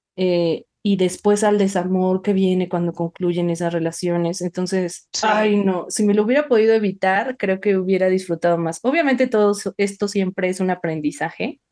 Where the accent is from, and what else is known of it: Mexico